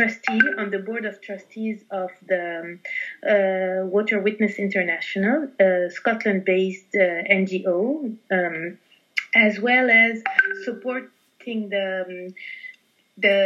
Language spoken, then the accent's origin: English; Lebanon; now in Paris, France; I'm based in Paris, and I was born in Lebanon.